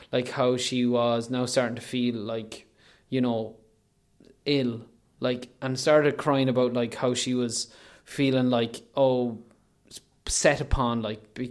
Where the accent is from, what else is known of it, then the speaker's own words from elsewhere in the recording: Leitrim, Ireland; I'm I'm I am technically from South Leitrim, but from whatever we're nominally, we voted in North Leitrim.